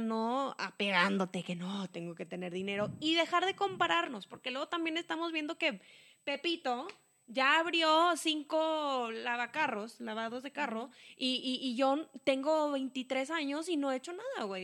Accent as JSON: {"language": "Spanish", "town": "Saltillo", "region": "Coahuila", "country": "Mexico", "said": "nosotros somos de Saltillo, Coahuila, México."}